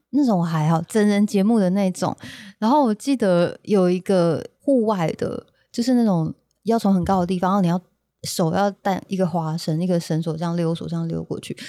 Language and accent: Chinese; Kaohsiung, Taiwan; also born or lived in Taitung; 因为我们以前小时候算是在高雄长大这样